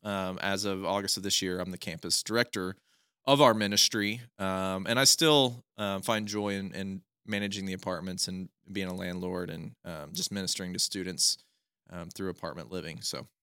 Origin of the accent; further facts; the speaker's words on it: Northeast Oklahoma, United States; also born or lived in Stillwater, Oklahoma; I'm from Northeast Oklahoma. I've lived in Stillwater for a good chunk of my life now, actually almost over half my life